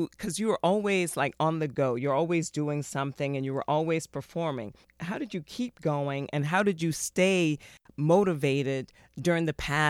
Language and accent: English; the South, United States; I'm from the South, so I love sweet iced tea.